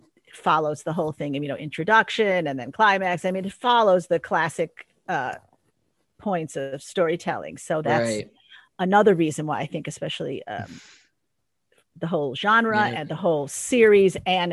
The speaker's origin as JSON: {"language": "English", "town": "Park Ridge", "region": "Illinois", "country": "United States", "tie": "born or raised there", "also_born_or_lived": "Kalamazoo, Michigan", "moved": "as an adult", "lives_now": "Los Angeles, United States", "said": "I was very honored to play someone from my hometown, Parkridge, Illinois."}